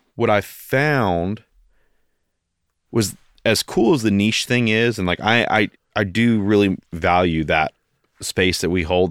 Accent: Knoxville, Tennessee, United States; also born or lived in Kentucky; Born and raised

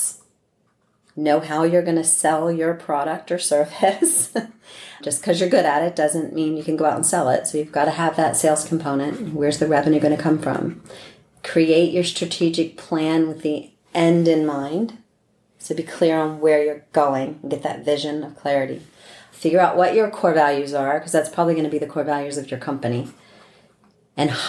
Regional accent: East Coast, United States; moved away; I'm from the East Coast

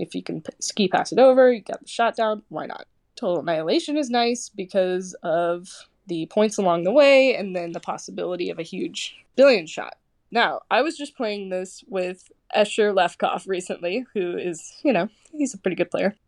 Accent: Kansas City, United States; I'm from Kansas City

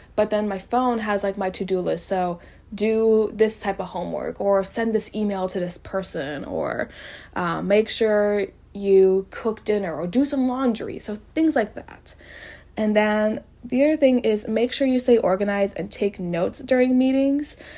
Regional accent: College Station, Texas, United States; I am from College Station, which is where Texas A&M is

